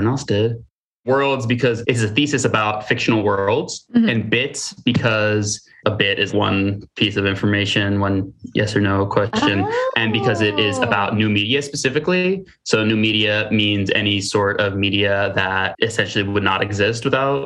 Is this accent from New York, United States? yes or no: yes; Hastings-on-Hudson, New York, United States; I am from Westchester, New York, a little town called Hastings-on-Hudson